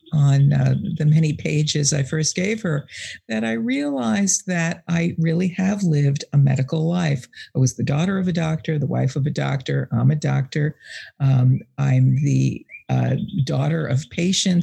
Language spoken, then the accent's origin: English; New York, United States; moved away as an adult; also born or lived in Boston area; now in Boston, United States; I grew up in New York, but I've lived here in the Boston area for 30 years